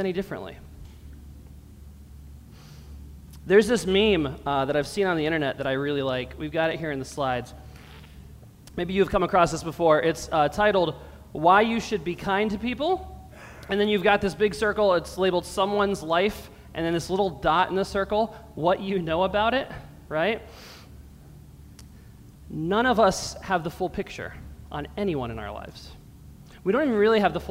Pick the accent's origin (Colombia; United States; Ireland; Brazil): United States; Allentown, Pennsylvania; now in Brockport, United States; I grew up in a pretty urban area. I'm from Allentown, Pennsylvania, a small city, a little bit smaller than Rochester. But I grew up in the rough part of town